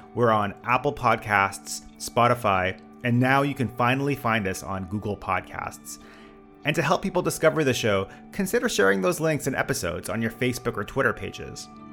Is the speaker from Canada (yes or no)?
yes; Canada; I am Canadian